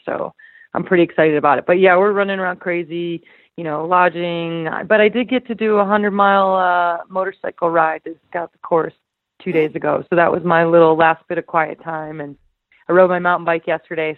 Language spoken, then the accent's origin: English; Idaho, United States; my hometown